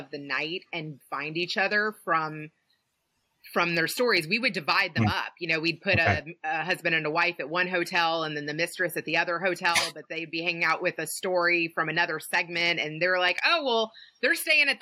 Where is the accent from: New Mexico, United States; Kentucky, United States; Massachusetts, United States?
Kentucky, United States; I'm from Kentucky.